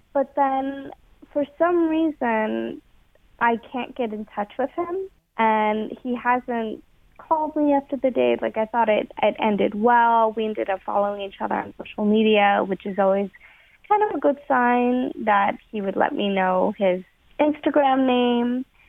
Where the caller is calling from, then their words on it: Dayton, Ohio, United States; The Dayton area.